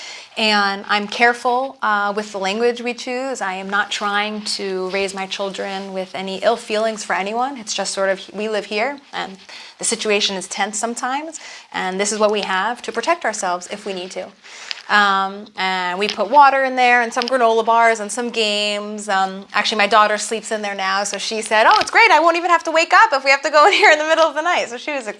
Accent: United States; moved away as an adult; now in Israel; growing up in America as an Orthodox Jew

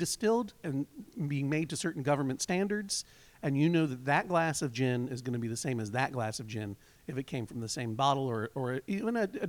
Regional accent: Boston, Massachusetts, United States; moved away; I'm from the Boston area, so I had to come home and stand on stage in Boston Symphony Hall.

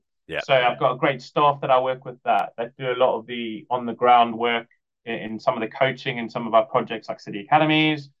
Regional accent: Cape Town, Western Cape, South Africa; moved away as an adult; now in United Kingdom; I grew up in Cape Town

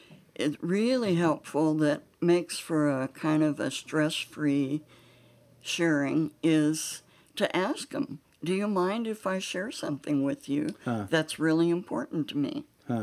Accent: Oakland, California, United States; I was born and raised in Oakland

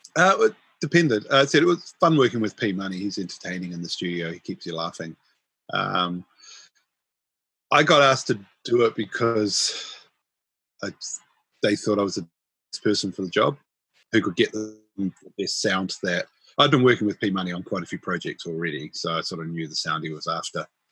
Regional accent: Auckland, New Zealand; I was born and raised in in Howick, um, which is in Auckland

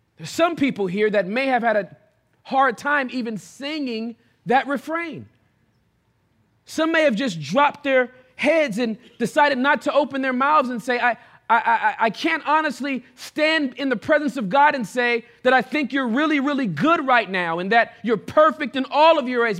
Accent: Southern California, United States; I was born and raised in Southern California

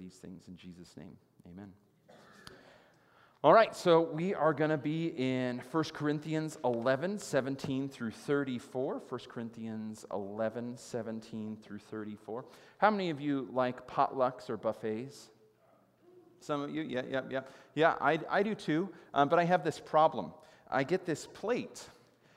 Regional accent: United States; It has been a blessing to grow up here for me personally as an American.

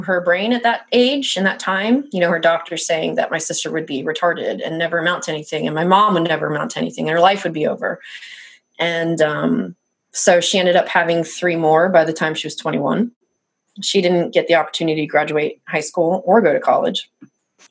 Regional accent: South Mississippi, United States; moved away as an adult; also born or lived in Pennsylvania / South Louisiana; I moved to South Mississippi, very close to, you know, New Orleans. That was the only place to go to do anything in that kind of rural area. And so that is where I spent ages 8 through 17

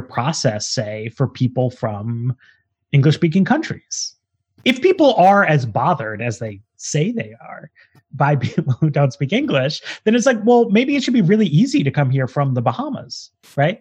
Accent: New York City, New York, United States; moved away as an adult; now in Washington, D.C., United States; I grew up in New York City

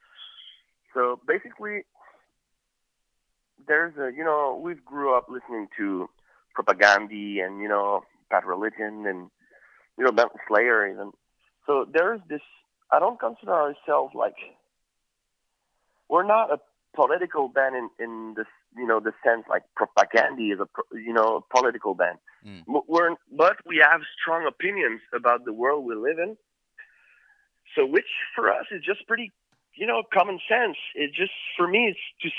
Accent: Quebec City, Quebec, Canada; we grew up in Quebec City, which was in Quebec, the province of Quebec

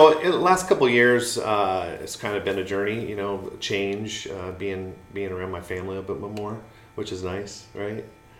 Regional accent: California, United States; I'm originally from Southern California. I moved here with my mom in the 80s.

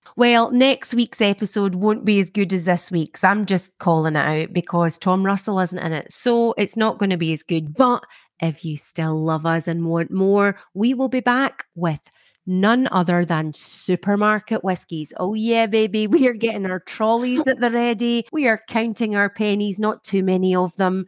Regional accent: Scotland, United Kingdom; growing up in Scotland, there's a lot of rain

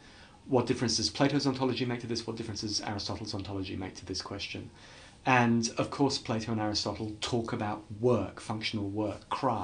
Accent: England, United Kingdom; you know, being English and wanting to always be no nonsense, no fuss, pragmatic and so on.

